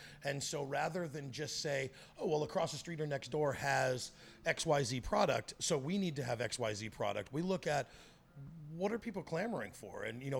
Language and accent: English; Virginia, United States; also born or lived in Texas; I was born in Texas and raised in Virginia to a military family.